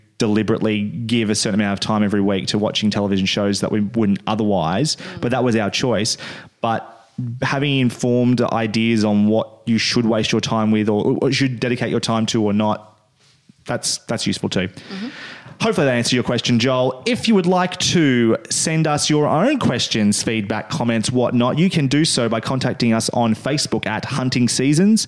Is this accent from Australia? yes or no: yes; Australia; since we are Australian